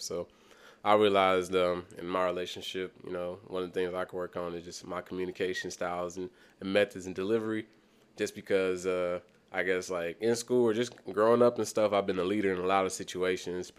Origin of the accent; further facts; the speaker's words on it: Kansas City, Missouri, United States; also born or lived in Senegal; going to school in Kansas City, um, I ain't been to a lot of different schools. I probably went to, like, eleven different schools and just the inner city, the Kansas City growing up